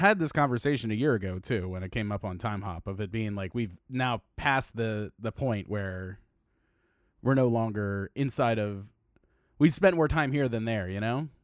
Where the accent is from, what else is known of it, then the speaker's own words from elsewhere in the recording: Baltimore, Maryland, United States; moved away as an adult; now in Los Angeles, United States; I was born in Baltimore in eighty-four